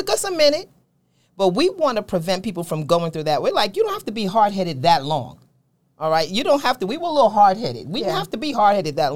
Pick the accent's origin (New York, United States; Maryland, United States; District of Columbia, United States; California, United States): New York, United States; moved away; I'm from New York